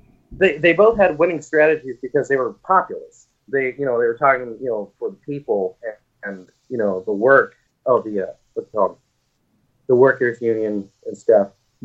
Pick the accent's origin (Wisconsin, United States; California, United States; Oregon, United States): Oregon, United States; Salem; also born or lived in Texas; I'm from Salem, Oregon.